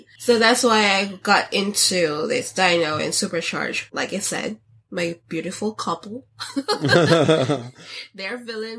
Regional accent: Philippines; So growing up in the Philippines, Japan is more closer than us.

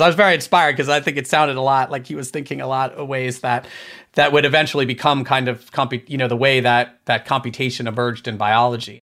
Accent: Maryland, United States; also born or lived in Boston, Massachusetts; we moved from Boston when I was a kid down to Maryland

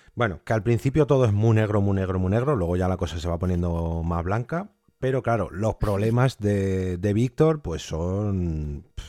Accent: Spain; nuestra Españita, que aquí estamos viviendo muy bien

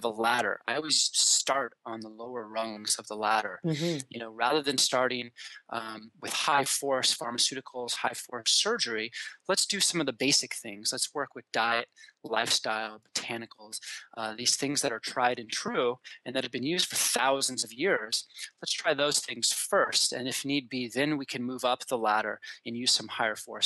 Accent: Colorado, United States; moved away as an adult; also born or lived in Washington; I grew up in Colorado

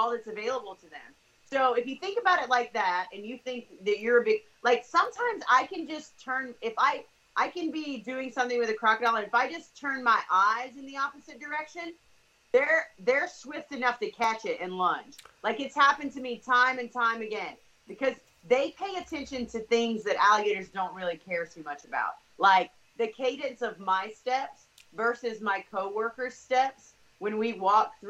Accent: the South, United States; I grew up in the South

